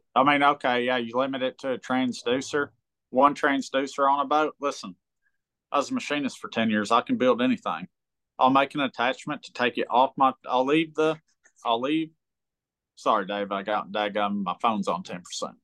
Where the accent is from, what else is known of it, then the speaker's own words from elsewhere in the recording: United States; I grew up on big water. I grew up on Kentucky Lake and I get some big waves there.